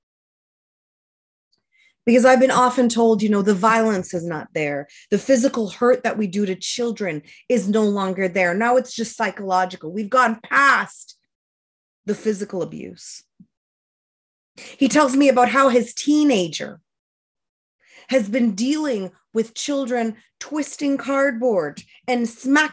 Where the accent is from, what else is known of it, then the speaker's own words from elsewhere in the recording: New Brunswick, Canada; my experience as a child growing up in New Brunswick as a child of color